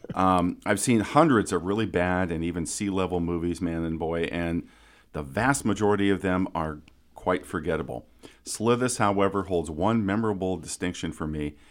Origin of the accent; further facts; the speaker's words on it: Council Bluffs, Iowa, United States; my hometown of Council Bluffs, Iowa